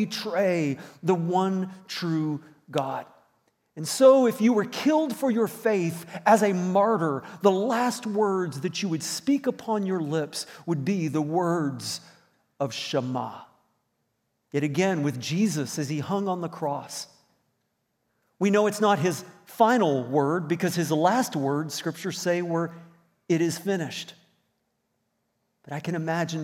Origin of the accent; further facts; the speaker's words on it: Virginia, United States; moved away as an adult; also born or lived in Indiana; now in Moncton, Canada; I had spent all of my teenage years in Virginia from middle school on up through to graduating in high school